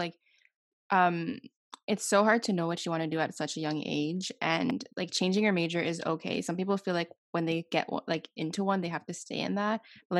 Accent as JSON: {"language": "English", "country": "Canada", "said": "I'm from Canada"}